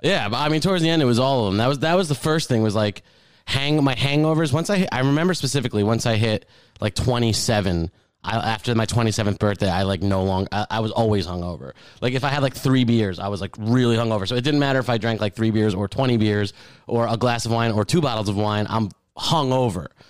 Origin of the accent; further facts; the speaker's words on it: Keyport, New Jersey, United States; moved away; I grew up near Keyport